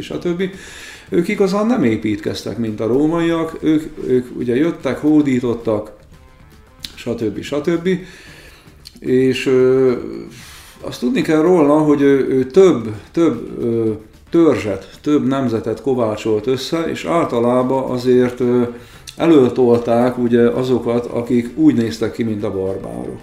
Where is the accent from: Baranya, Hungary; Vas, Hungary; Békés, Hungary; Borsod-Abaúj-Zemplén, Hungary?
Békés, Hungary; Békés megyei vagyok